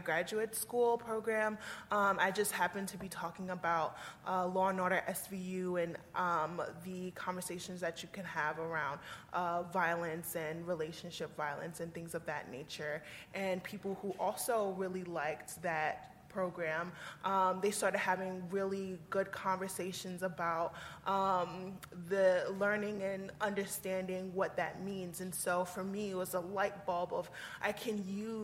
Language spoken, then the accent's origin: English; New York City, New York, United States; moved away as an adult; also born or lived in Vermont; I'm originally from New York City